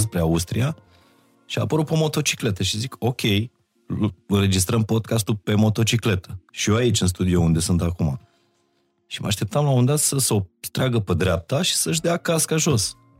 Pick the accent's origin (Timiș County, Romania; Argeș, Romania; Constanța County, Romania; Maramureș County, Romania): Maramureș County, Romania; Baia Mare; moved away as an adult; now in Bucharest, Romania; m-am mutat din Baia Mare în București uh, după liceu